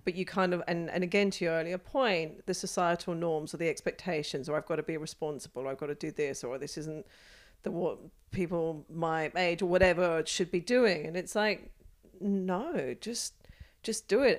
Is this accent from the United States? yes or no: no; United Kingdom; moved away as an adult; now in Australia; I am a British-born Australian, um, who has been here for close to twenty years now